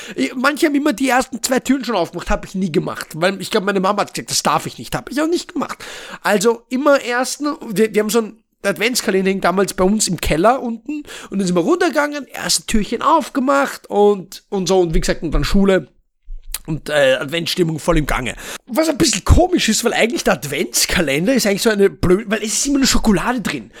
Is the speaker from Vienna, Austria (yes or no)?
yes; Vienna, Austria; ich komme aus Wien. Wien, also Österreich.